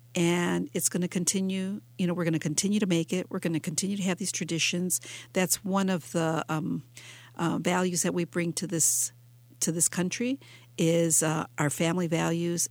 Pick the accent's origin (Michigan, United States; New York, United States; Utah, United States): Michigan, United States; Detroit; here in my hometown in Detroit